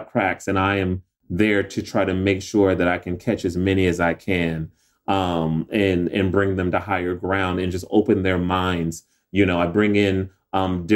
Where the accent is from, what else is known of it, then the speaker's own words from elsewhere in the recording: Joliet, Illinois, United States; moved away as an adult; when I grew up in Joliet, Illinois